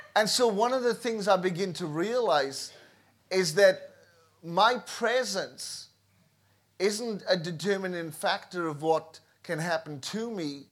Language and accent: English; Wales, United Kingdom; moved away as an adult; I was born in Wales, uh, raised in Wales, and in two thousand five left Wales